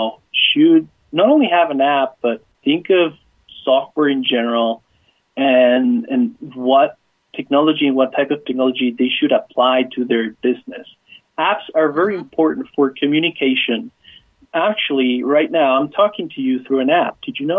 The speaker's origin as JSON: {"language": "English", "country": "Argentina", "moved": "yes", "said": "I'm actually from Argentina, and I'm the youngest of five"}